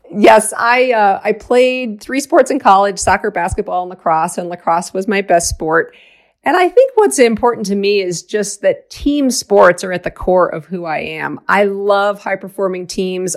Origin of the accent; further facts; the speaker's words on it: outside of Boston, Massachusetts, United States; I grew up outside of Boston